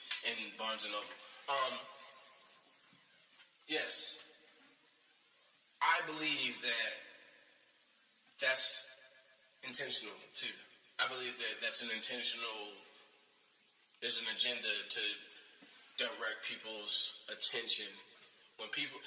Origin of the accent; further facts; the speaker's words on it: United States; being an American, born in America